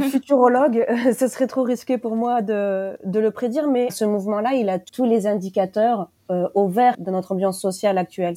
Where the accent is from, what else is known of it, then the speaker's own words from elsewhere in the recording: France; chez nous, en France